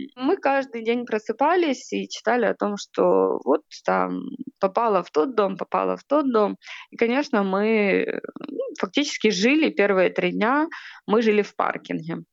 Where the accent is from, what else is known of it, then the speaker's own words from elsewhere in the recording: Kherson, Kherson Oblast, Ukraine; мы достаточно типичная семья, украинская, мы из Херсона